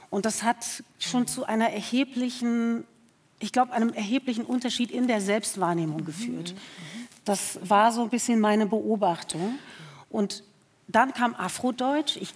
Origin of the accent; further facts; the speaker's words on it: Germany; born there; zwischen Herkunft vielleicht meines Vaters und aber meinem Geburtsort hier in Deutschland.